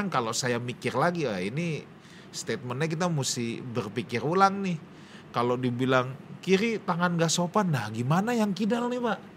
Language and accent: Indonesian; Indonesia; Saya sebagai orang Chinese uh, yang lahir di Indonesia bagaimanapun saya ini pasti ada unsur satu, ada unsur budaya Chinese yang diterapkan turun-menurun dari kakek nenek semua. Tapi karena saya hidup di Indonesia, bagaimanapun saya juga pasti punya budaya Indonesia, Pak.